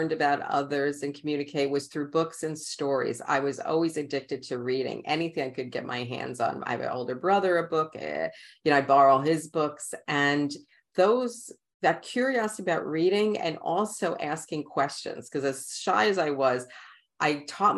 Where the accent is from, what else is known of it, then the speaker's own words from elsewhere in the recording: New York City, New York, United States; accent: Queens; also born or lived in Brooklyn; I am born in Brooklyn and raised in Queens